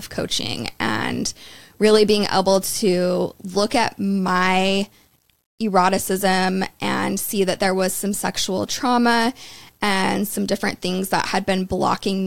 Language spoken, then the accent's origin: English; Utah, United States; moved away; also born or lived in London; growing up in Utah my whole life